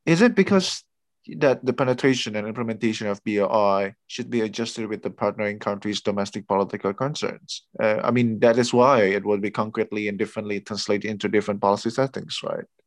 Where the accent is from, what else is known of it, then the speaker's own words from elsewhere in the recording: Indonesia; I'm originally from Indonesia